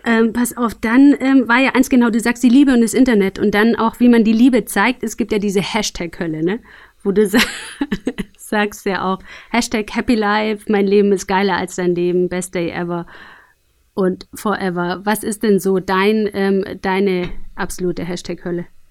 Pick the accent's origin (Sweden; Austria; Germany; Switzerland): Germany; Aalen, Baden-Württemberg; Ich bin tatsächlich lustigerweise auch in Aalen geboren